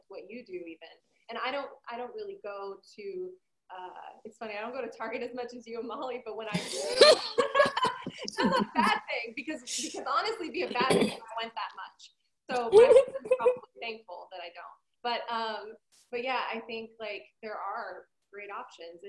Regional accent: Toronto, Ontario, Canada; moved away; also born or lived in Montreal; I'm Canadian, lived it, like born in Toronto, raised, like kind of raised Toronto, Montreal, so I had to learn French.

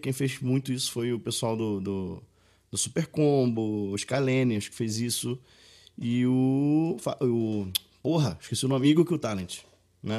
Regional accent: Maricá, Rio de Janeiro, Brazil; moved away as an adult; also born or lived in Pará; now in Belo Horizonte, Brazil; sou paraense, crescido, no, criado no Rio de Janeiro, em Maricá, Rio de Janeiro, agora 10 anos já morando em Minas Gerais

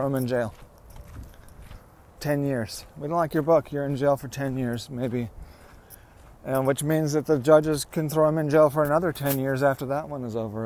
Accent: United States; I am an American

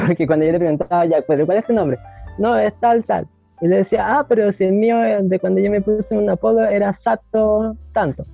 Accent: Antofagasta, Chile; Soy de Antofagasta, nací en la población La Portada de Antofagasta, sector de Feria de las Pulgas, de aquí para el mundo

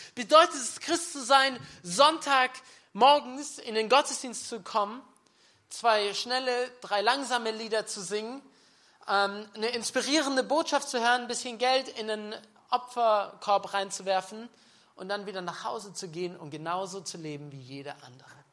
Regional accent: Nördlingen, Bavaria, Germany; ich bin ein Nördling, okay, ja. Das ist auch noch Bayern. Wisst ihr, ich bin gebürtiger Schwabe. Aber ich lebe in Bayern seit 15 Jahren.

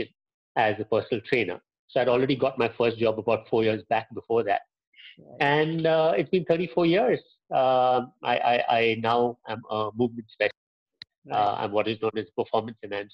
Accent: Pune, Maharashtra, India; I grew up in Pune

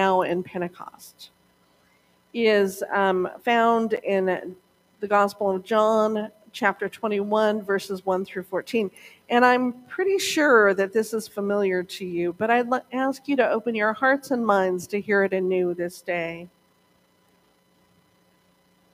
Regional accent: Montana, United States; when I was a young girl, growing up in Montana, maybe 10 or so

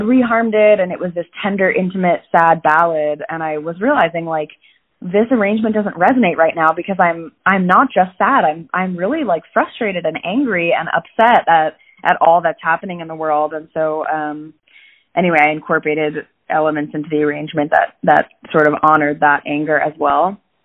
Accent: Falls Church, Virginia, United States; I grew up in Falls Church, Virginia, which is right outside of DC

